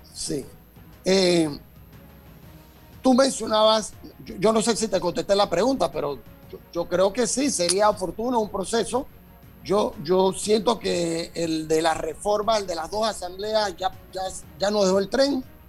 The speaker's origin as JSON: {"language": "Spanish", "country": "Panama", "said": "nosotros como panameños, como sociedad"}